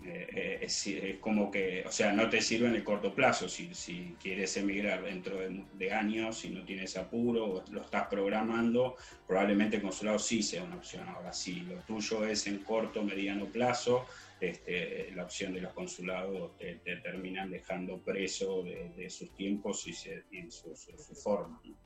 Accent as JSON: {"language": "Spanish", "country": "Argentina", "moved": "yes", "lives_now": "Spain", "said": "Somos emigrantes, somos argentinos"}